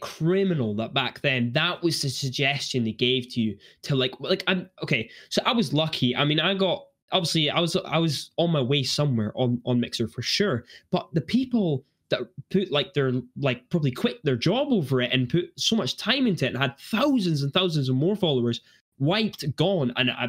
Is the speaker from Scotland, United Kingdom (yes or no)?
yes; Edinburgh, Scotland, United Kingdom; I'm actually from Edinburgh